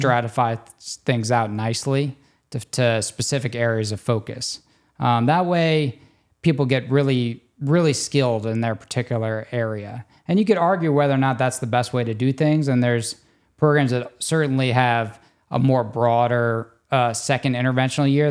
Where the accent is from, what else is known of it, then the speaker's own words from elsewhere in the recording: Destrehan, Louisiana, United States; moved away as an adult; also born or lived in New Orleans, Louisiana / Texas / Baltimore, Maryland / New York; I grew up in Destrahan, Louisiana, kind of between Homa, where we work